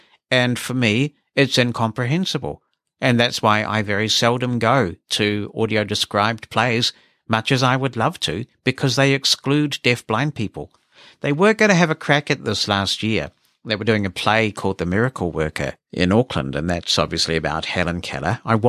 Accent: Malaysia; As you know, I am from Malaysia, and much of the audio-described stuff that I watch are from the West.

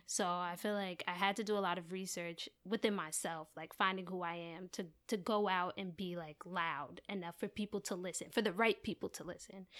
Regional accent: Maplewood, New Jersey, United States; I am from New Jersey

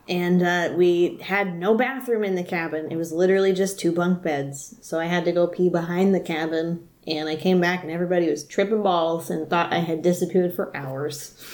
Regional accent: the South, United States; I'm from the South. So when you're born, you get a taxidermy animal, and you learn how to make biscuits immediately.

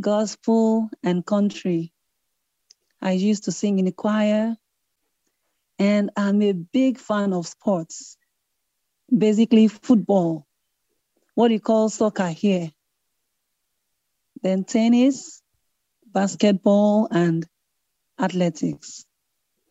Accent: Port Harcourt, Rivers State, Nigeria; I come from Nigeria. Was born and raised in Port Harcourt, River State, Nigeria

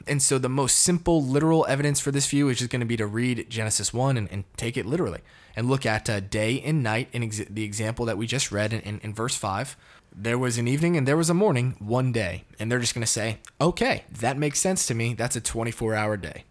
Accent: Connecticut, United States; now in Dallas, United States; I'm from Connecticut, born and raised, shout out to New England

